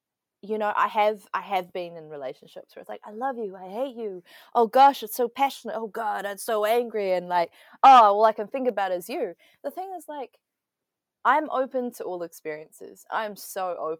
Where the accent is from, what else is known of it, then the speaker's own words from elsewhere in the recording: Wellington, New Zealand; also born or lived in Taiwan; grew up in Aotearoa